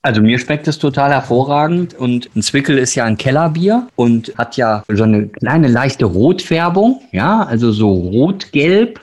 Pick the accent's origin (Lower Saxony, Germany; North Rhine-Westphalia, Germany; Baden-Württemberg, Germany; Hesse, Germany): North Rhine-Westphalia, Germany; Ruhr area; now in Bavaria, Germany; ich bin aus dem Ruhrgebiet. Uns hat beide freiwillig nach Bayern verschlagen